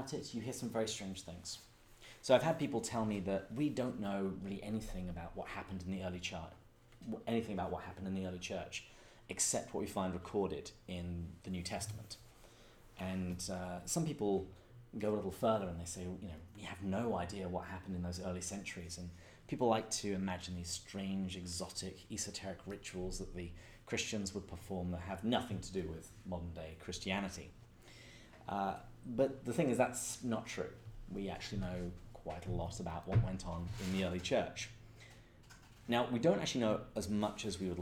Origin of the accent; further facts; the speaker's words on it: England, United Kingdom; moved away as an adult; now in San Diego, United States; I'm English, live in San Diego, lived in America for about a decade